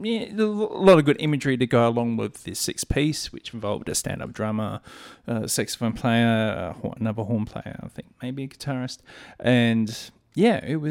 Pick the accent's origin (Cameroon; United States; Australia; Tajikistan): Australia; Adelaide, South Australia; As an Adelaidean.